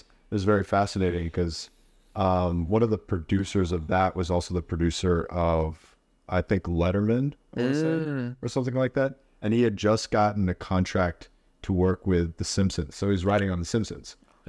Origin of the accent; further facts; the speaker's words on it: Houston, Texas, United States; born there; I was born in Houston, but I've never been.